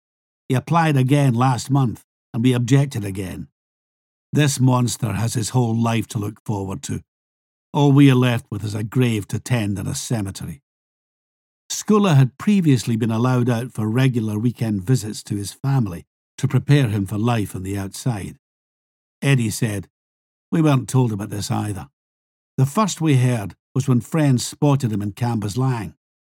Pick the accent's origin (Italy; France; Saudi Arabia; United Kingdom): United Kingdom; Scotland; Where I grew up in Huntley Drive, we used to cut through the hedge in my back garden to go through Brayside Place all the time.